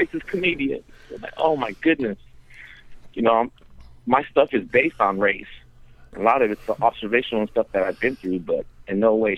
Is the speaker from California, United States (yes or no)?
yes; California, United States; Cali, right? So we're spoiled with it.